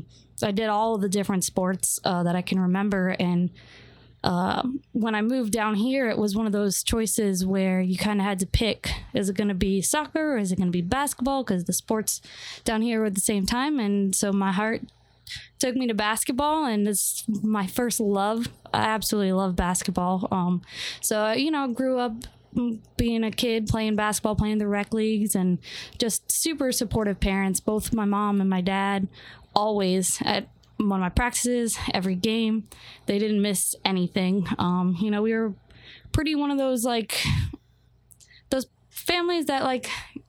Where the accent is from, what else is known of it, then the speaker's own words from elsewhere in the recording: New Hampshire, United States; moved away; also born or lived in Florida; So I'm originally from New Hampshire. That's where I was born. My parents are from there. My whole family's from New Hampshire.